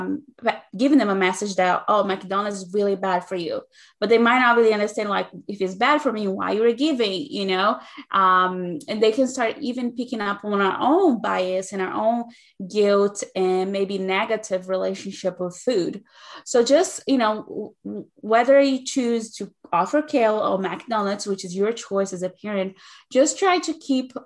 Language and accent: English; Brazil; English is a second language; moved away as an adult; now in United States; I'm originally from Brazil, so that is the reason for the accent that you might be picking up